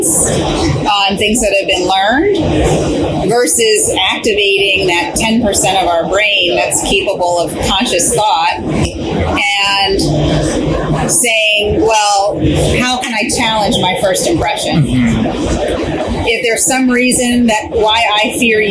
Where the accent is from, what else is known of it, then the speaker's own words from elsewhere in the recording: Pennsylvania, United States; I grew up in Pennsylvania